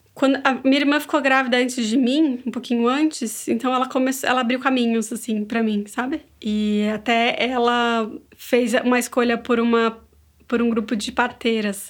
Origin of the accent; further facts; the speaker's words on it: São Paulo, Brazil; moved away as an adult; now in São Miguel dos Milagres, Brazil; Eu sou de São Paulo, mas moro há 10 anos em Alagoas